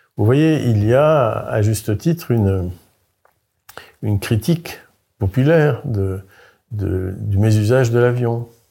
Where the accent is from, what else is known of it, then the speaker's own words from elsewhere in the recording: Carantec, Brittany, France; moved away as an adult; also born or lived in Paris; je suis breton, je suis un Finistérien du Nord